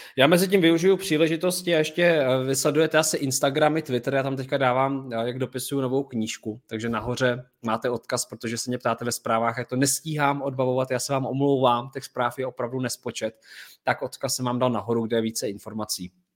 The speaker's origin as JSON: {"language": "Czech", "country": "Czechia", "said": "my jsme Češi"}